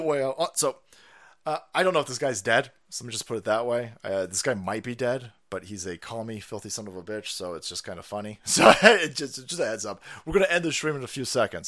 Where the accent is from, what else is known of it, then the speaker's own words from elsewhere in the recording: California, United States; I'm a Californian